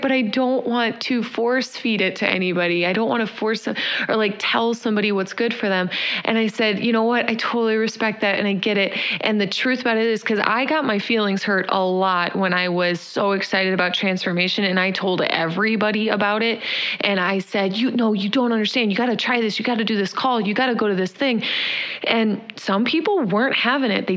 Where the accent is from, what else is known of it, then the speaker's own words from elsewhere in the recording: Indiana, United States; moved away; also born or lived in Chicago; I'm from Indiana